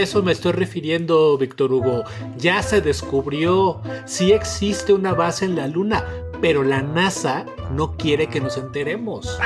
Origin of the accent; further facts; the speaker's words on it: State of Mexico, Mexico; mi tierra